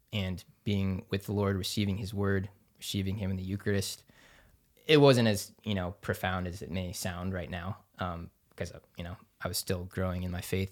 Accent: Overland Park, Kansas, United States; also born or lived in Denver, Colorado; now in Topeka, United States; I grew up in Overland Park, Kansas

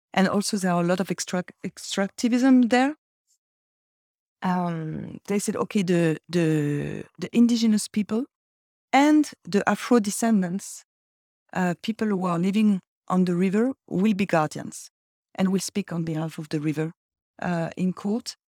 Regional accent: Brittany, France; I'm from Brittany. I'm originally from Brittany

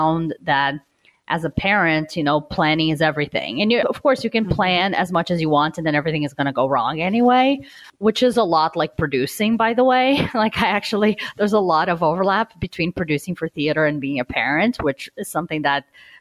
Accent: Brazil; moved away; I'm originally from Brazil

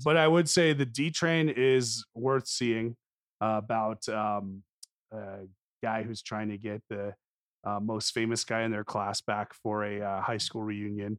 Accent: New Jersey, United States; a Jewish boy from North Jersey

